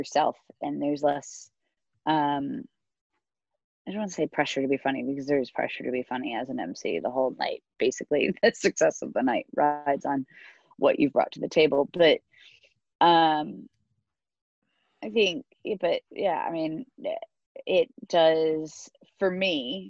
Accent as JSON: {"language": "English", "country": "United States", "moved": "yes", "lives_now": "United Kingdom", "said": "I'm American, but I started over here"}